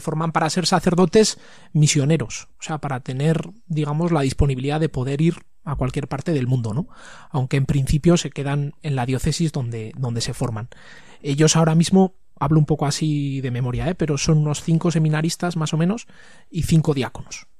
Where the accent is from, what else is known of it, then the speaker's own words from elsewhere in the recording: Tafalla, Navarre, Spain; now in Pamplona, Spain; estudié el colegio, el instituto, todo en, en Tafalla